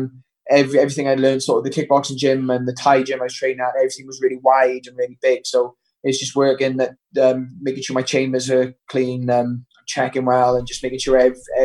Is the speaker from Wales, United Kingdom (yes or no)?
yes; Wales, United Kingdom; I made the Welsh team by the time I was 14